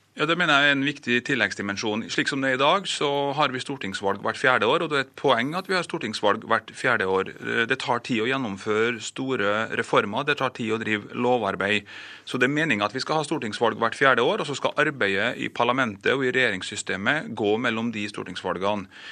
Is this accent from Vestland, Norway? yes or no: no; Kristiansund, Møre og Romsdal, Norway; I min hjemby Kristiansund her